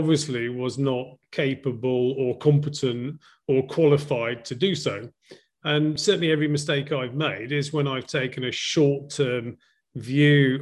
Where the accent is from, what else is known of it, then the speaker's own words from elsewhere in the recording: Llandudno, Wales, United Kingdom; moved away as an adult; also born or lived in Cardiff / London / Hong Kong / Sydney; now in Vietnam; So I was born in Wales, just in case people confuse that for any other part in the UK, in a seaside resort called Llandudno.